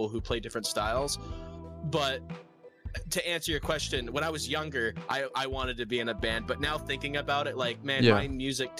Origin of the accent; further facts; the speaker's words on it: Michigan, United States; I'm from Michigan